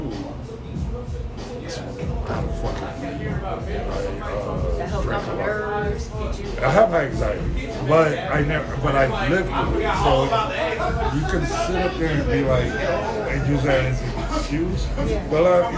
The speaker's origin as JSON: {"language": "English", "region": "DMV", "country": "United States", "also_born_or_lived": "Dallas, Texas", "moved": "yes", "lives_now": "El Paso, United States", "said": "I'm a DMV dude."}